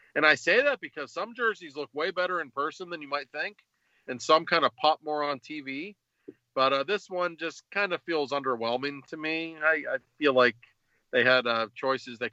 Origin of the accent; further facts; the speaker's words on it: Pittsburgh, Pennsylvania, United States; I'm from Pittsburgh